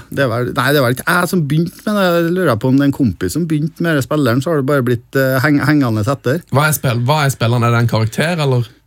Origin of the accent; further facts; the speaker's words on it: Trondheim, Trøndelag, Norway; Jeg vokste opp på Halset. Eh, Byåsen.